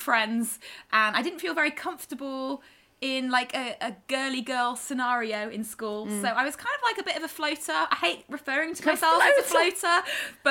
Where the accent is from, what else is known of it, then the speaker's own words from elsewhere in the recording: Ross-on-Wye, West Midlands, United Kingdom; I grew up in Ross-on-Wye, which is a tiny, tiny little town, quite close to the Welsh border